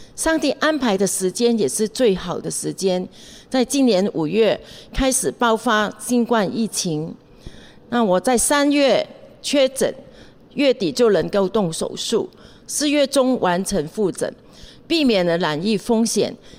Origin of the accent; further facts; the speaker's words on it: Hong Kong; moved away as an adult; also born or lived in Taiwan; now in Taipei, Taiwan; 我在香港出生长大，从小跟着家人一起去教会